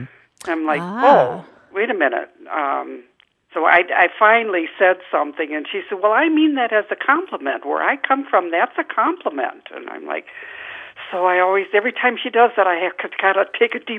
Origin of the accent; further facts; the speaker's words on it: Wisconsin, United States; my friend is from Pennsylvania, and I'm from Wisconsin